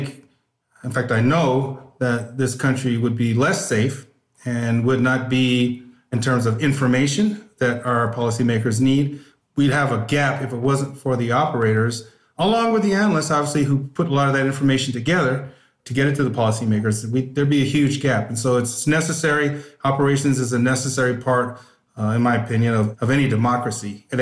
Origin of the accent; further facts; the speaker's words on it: Northern California, United States; I grew up in Northern California